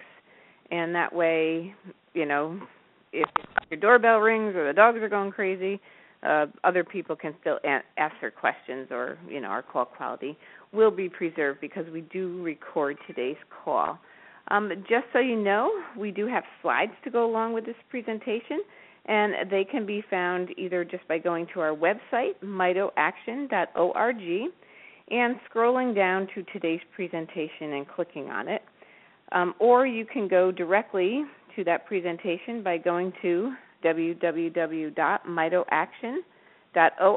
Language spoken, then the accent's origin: English; Albany, New York, United States; I'm from the Albany area, so not too far away